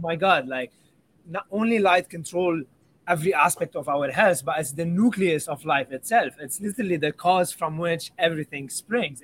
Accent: Lebanon; I grew up in Lebanon

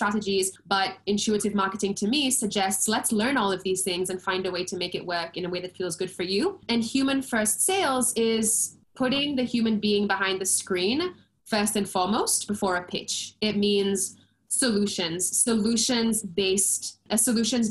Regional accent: Seychelles; also born or lived in London; I am originally from the Seychelles Islands, born and raised

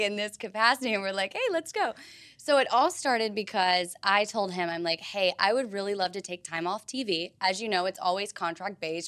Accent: Tennessee, United States; moved away as an adult; now in Florida, United States; I grew up in Tennessee

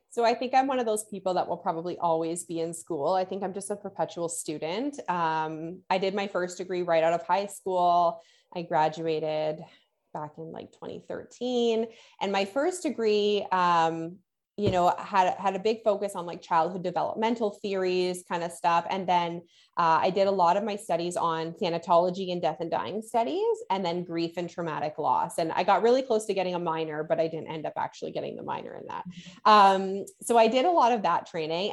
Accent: Canada; I'm Canadian

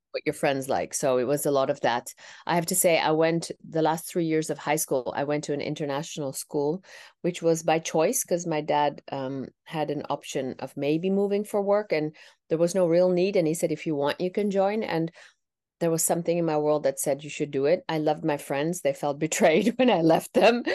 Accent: Netherlands; first language Tamil; I was born and raised in the Netherlands

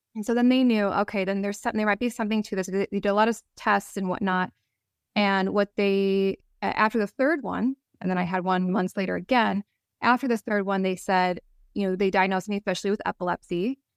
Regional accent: Wisconsin, United States; I grew up in the Midwest. Mm-hmm. I in in Wisconsin

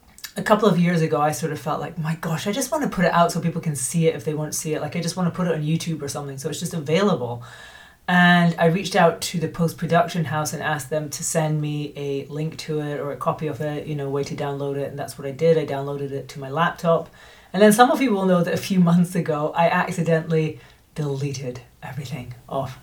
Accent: Scotland, United Kingdom; moved away as an adult; also born or lived in United States; now in Spain; I'm Scottish by birth, but I moved to America in 2006 and lived there until 2022, and I became an American citizen.

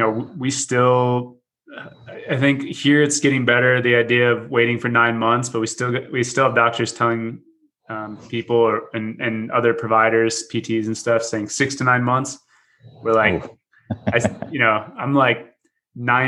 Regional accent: Dallas, Texas, United States; moved away as an adult; now in Wisconsin, United States; I grew up in Dallas, and then I got on the wrong plane and ended up in Wisconsin

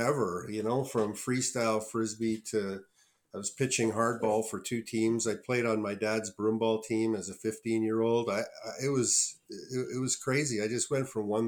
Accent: Ottawa, Ontario, Canada; I grew up in Ottawa

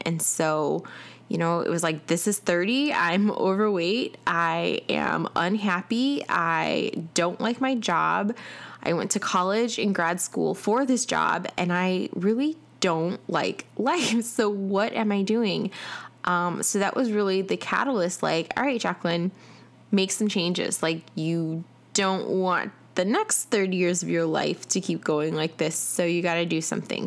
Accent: Chicago, Illinois, United States; now in Atlanta, United States; I am originally from Chicago, uh, and I currently live in Atlanta

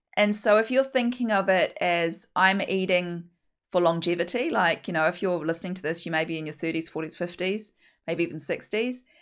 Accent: New Zealand; accent: broad Kiwi; I'm a Kiwi, if you can't tell from my very broad Kiwi accent

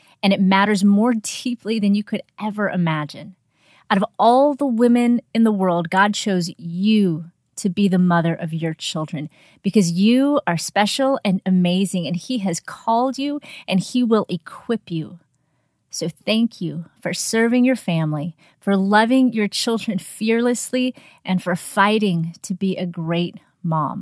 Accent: Chicago, Illinois, United States; also born or lived in Brownsville, Texas; now in Texas, United States; I grew up in Chicago

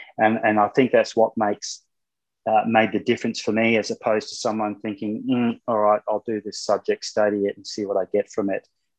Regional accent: Solomon Islands; also born or lived in New Zealand; I was born in New Zealand, but I left there when I was around two, and my father got a job in the Solomon Islands, and I was running around bare feet, no television.

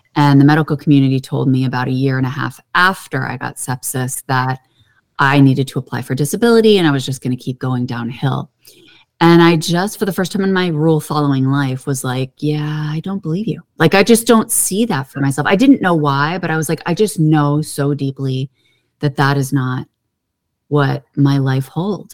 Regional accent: Pittsburgh, Pennsylvania, United States; I grew up in Pittsburgh, Pennsylvania, and that is like the city of hills

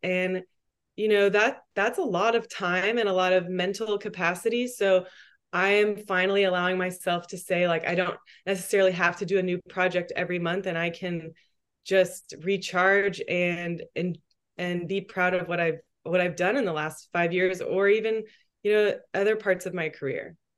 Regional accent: Texas, United States; also born or lived in New York; now in Austin, United States; I'm from Texas

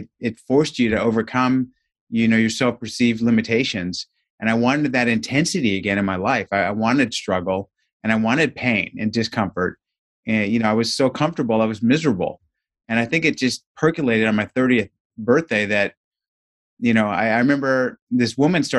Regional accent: Southern California, United States; I grew up in Southern California, and some of my earliest childhood recollections are running home from kindergarten

